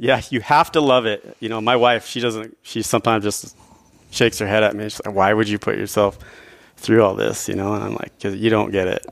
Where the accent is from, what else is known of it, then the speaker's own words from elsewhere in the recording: northern Idaho, United States; I grew up in northern Idaho.